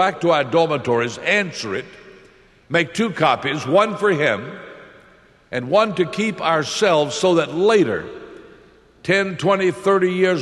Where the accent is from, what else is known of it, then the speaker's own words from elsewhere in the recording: Lynchburg, Virginia, United States; also born or lived in Springfield, Missouri; I went to my pastor here in Lynchburg. This is my hometown.